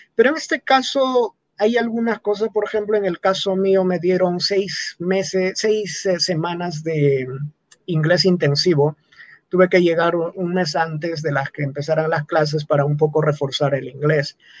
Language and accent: Spanish; Moyebamba, Antabamba, Apurímac, Peru; first language Quechua; Spanish is a second language; also born or lived in Landa; now in Cusco, Peru; yo nací en Moyebamba, es un pueblo, como te digo, ganadero, agricultor. Aprendí el quechua en esa práctica